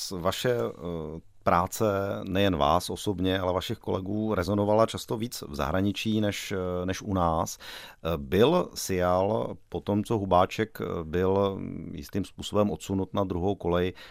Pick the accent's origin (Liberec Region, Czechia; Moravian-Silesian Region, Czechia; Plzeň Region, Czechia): Liberec Region, Czechia; Liberec; Já jsem taky z Liberce.